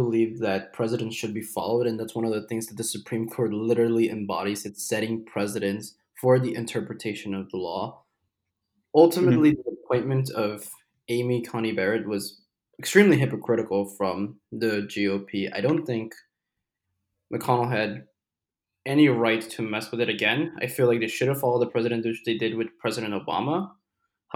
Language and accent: English; Peru; now in United States; I am originally from Peru